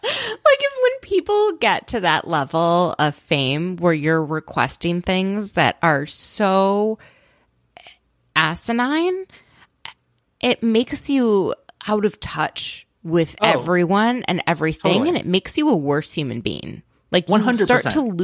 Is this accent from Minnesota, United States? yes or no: yes; Minnesota, United States; What? I'm from Minnesota originally.